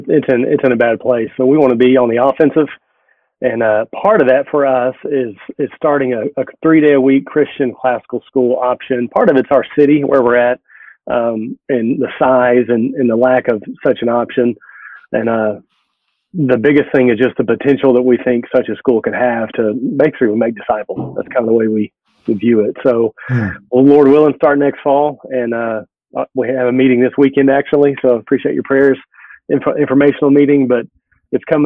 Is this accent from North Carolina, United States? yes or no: no; Texas, United States; I grew up in Texas.